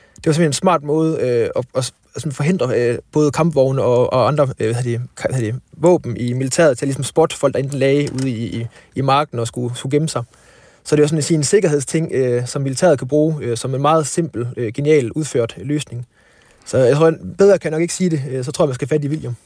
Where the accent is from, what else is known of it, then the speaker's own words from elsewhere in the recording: Thyholm / West Jutland, Central Denmark Region, Denmark; Fiskeland, hvor, hvor jeg kommer fra